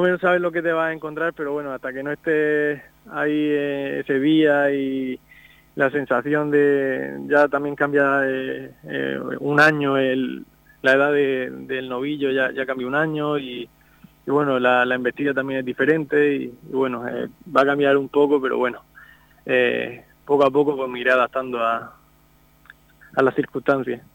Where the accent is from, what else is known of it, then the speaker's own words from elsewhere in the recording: Torre Pacheco, Region of Murcia, Spain; somos, somos murcianos